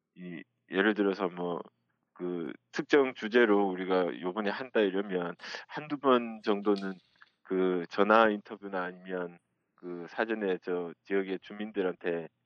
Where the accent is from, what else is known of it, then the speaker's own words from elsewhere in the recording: Ulsan, South Korea; moved away as an adult; also born or lived in Seoul Capital Area; 고향은 울산인데 지금 객지에서 그 울산 소식을 저 주중에 듣고 주말에 내려가고 있는데